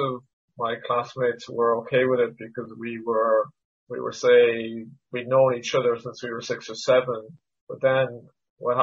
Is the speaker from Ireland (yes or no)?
yes; Cork, Munster, Ireland; also born or lived in Canada; I wasn't born in Ireland. Like a lot of comedians, I was born elsewhere. So I was born in Canada. So I came over when I was 5. So I do a bit of stand-up about this, but like, you know, in Cork in the 1970s, being from Canada was like pretty unusual